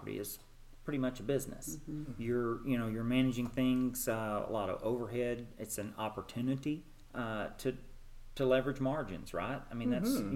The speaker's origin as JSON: {"language": "English", "town": "Nashville", "region": "Arkansas", "country": "United States", "tie": "born or raised there", "also_born_or_lived": "Houston, Texas / Little Rock, Arkansas", "moved": "as an adult", "lives_now": "Nashville, United States", "said": "Nashville, Arkansas. Small town, farm community in the southern part of the state. Grew up there."}